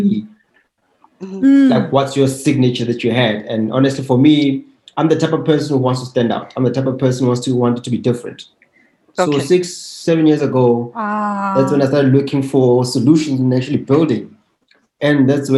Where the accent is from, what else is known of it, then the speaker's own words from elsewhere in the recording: Soweto, Gauteng, South Africa; I grew up in Soweto from a two-bedroom house with a family of 8 members